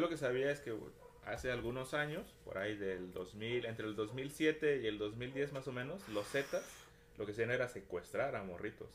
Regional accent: Mexico; nosotros como cultura mexicana

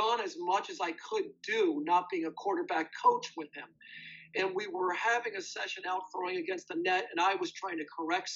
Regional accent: upstate New York, United States; moved away as an adult; also born or lived in Birmingham, England / Korea; now in Winnipeg, Canada; I'm an American, and I played high school football in upstate New York

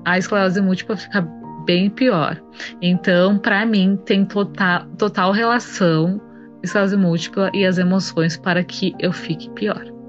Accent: Rio Grande do Sul, Brazil; also born or lived in Santa Maria, Brazil; sou gaúcha, moro em Santa Maria, Rio Grande do Sul.

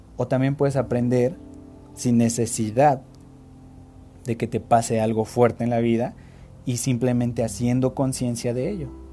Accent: Mexico; nosotros como mexicanos

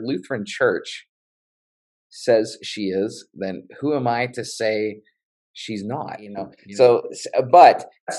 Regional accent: West Virginia, United States; I grew up in West Virginia

